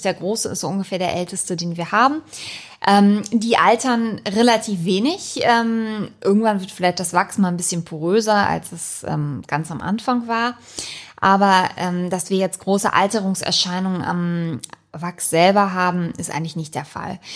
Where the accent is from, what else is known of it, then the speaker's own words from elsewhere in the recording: Hamburg, Germany; schon hier wirklich aufgewachsen bin im Panoptikum